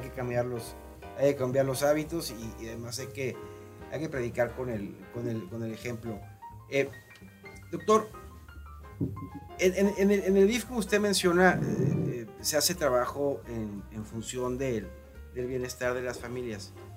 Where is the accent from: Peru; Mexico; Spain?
Mexico; Torreón, Coahuila; moved away; Yo vengo de Torreón, Coahuila.